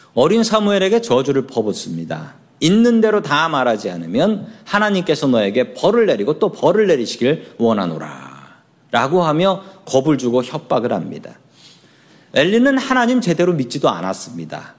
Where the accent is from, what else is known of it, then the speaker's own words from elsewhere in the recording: Seoul, South Korea; 제가 살던 동네는 서울의 가난한 봉천동이라는 동네였습니다.